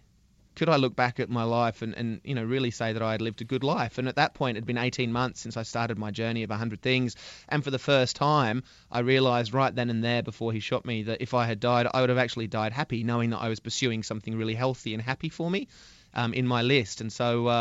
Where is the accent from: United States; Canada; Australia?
Australia; Sydney, New South Wales; I'm from Sydney, so I ended up in Melbourne, a different city